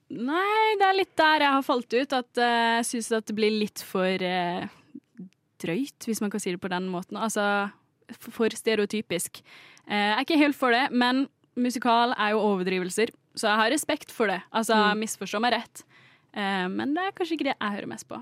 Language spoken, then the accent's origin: Norwegian; Kristiansand, Agder, Norway; Nå er jeg fra Kristiansand